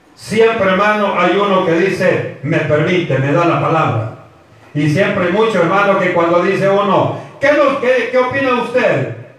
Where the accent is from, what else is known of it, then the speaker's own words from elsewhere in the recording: El Salvador; como decimos nosotros como salvadoreños